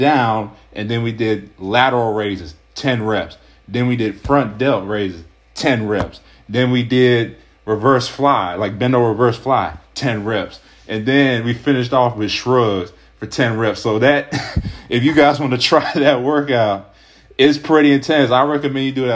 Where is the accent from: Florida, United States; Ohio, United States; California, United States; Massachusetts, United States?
Ohio, United States; I'm from Ohio